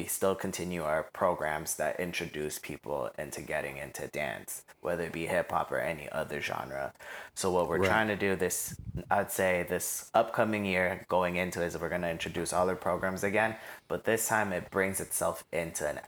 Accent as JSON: {"language": "English", "town": "Toronto", "region": "Ontario", "country": "Canada", "tie": "born or raised there", "also_born_or_lived": "Scarborough, Toronto", "said": "growing up in Rexdale"}